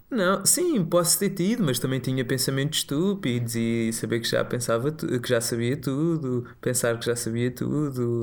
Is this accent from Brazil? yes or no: no; Tomar, Centro, Portugal; moved away; eu cresci em Tomar, é uma cidade pequena, no centro do país